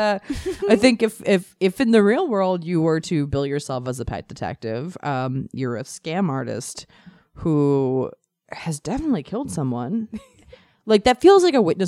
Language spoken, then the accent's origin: English; Maryland, United States; I'm from Maryland, and the part of Maryland where I'm from has like we're like a suburb of DC and Baltimore